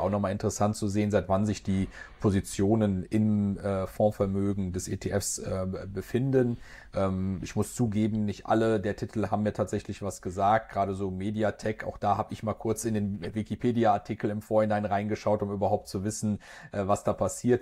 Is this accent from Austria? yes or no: no; Germany; bei uns in Deutschland